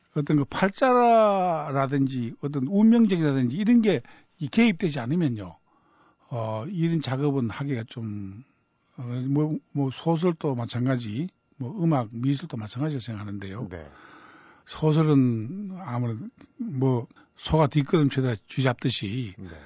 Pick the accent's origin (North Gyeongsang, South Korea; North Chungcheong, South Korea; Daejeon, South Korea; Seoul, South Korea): North Gyeongsang, South Korea; Cheongsong; 제가 좀 시골에서 자랐기 때문에 청송이라는 곳이 고향인데 청송에서 자랐기 때문에